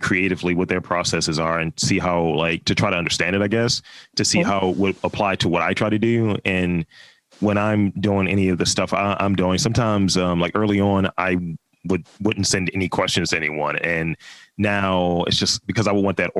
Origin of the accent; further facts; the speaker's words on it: Baltimore, Maryland, United States; I'm from Baltimore. I've been here all 36 years.